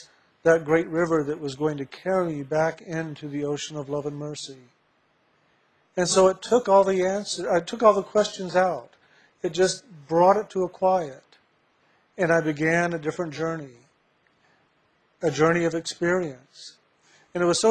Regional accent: San Antonio, Texas, United States; I was born in San Antonio, Texas.

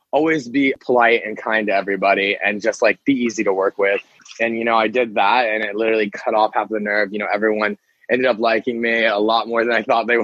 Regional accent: Pensacola, Florida, United States; moved away as an adult; now in Los Angeles, United States; I was born and raised in Pensacola, and I went to college straight out of high school out in South Carolina, and ended up moving back to Florida

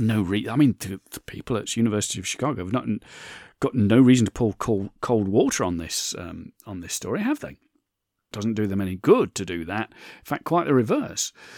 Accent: United Kingdom; I'm British

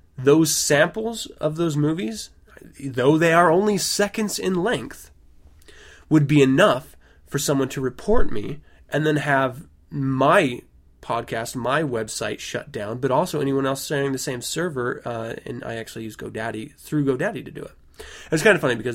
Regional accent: United States; as an American citizen

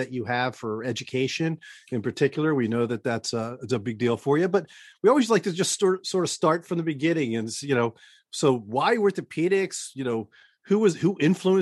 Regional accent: Baltimore, Maryland, United States; now in Boston, United States; I grew up in Baltimore

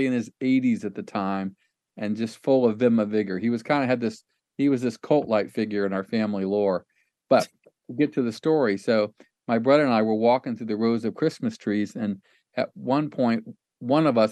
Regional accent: Ohio, United States; I grew up in Lutheran church in Ohio

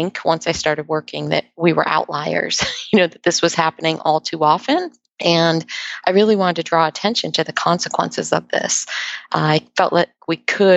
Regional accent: Ohio, United States; now in Redondo Beach, United States; I grew up in Ohio, so I appreciate the climate differences

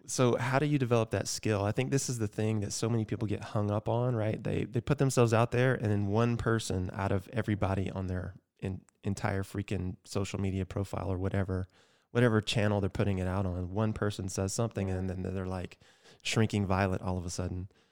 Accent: Georgia, United States; my home state, Georgia

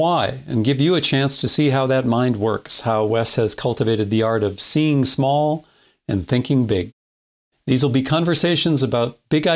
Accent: North Dakota, United States; I'm from North Dakota

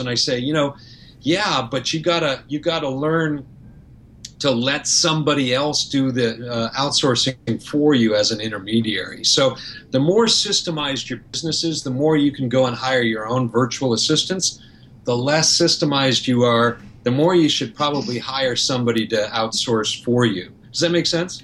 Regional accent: Canada; now in Florida, United States; I'm Canadian, so, and and I live in Florida

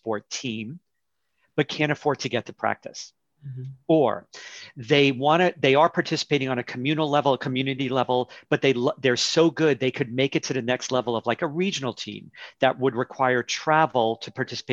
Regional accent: New York City, New York, United States; growing up in New York City

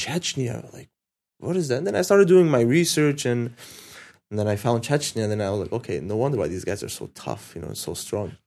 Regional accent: United States; also born or lived in Syria; I'm Syrian American, jiu-jitsu athlete

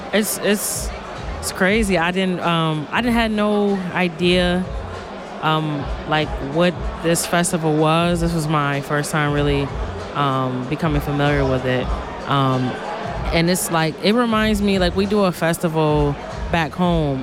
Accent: Buffalo, New York, United States; I'm from Buffalo, New York

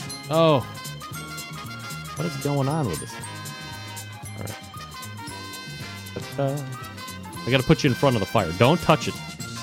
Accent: New York, United States; this is what I grew up to watching on Christmas Eve, which is tomorrow. The Yule Log, which showed up on Channel 11 in New York

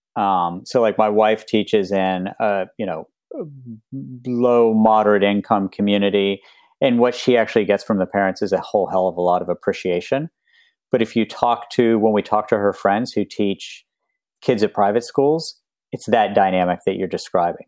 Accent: West Virginia, United States; moved away; when I was growing up in West Virginia

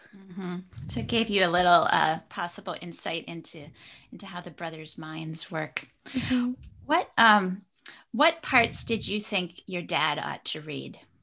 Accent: Traverse City, Michigan, United States; my hometown in Traverse City, Michigan

